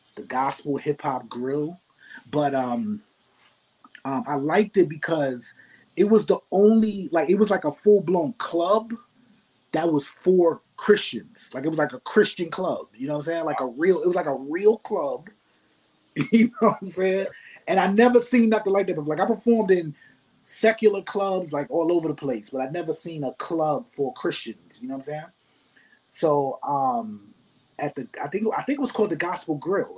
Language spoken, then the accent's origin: English; New York City, New York, United States; also born or lived in Binghamton, New York; I grew up in the Bronx